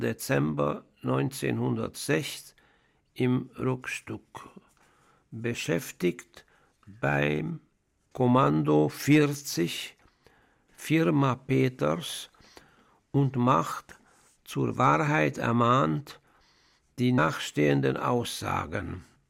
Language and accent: German; Budapest, Hungary; now in Switzerland; Ich bin in Ungarn, in Budapest, geboren